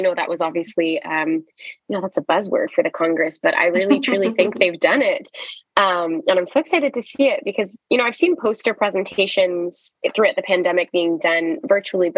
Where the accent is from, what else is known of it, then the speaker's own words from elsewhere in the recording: Canada; in Canada, which feels especially special as a Canadian